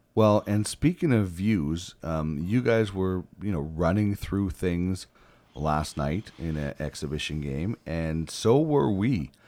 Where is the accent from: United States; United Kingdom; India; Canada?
Canada; Brandon, Manitoba; moved away as an adult; now in Edmonton, Canada; originally born and raised in Brandon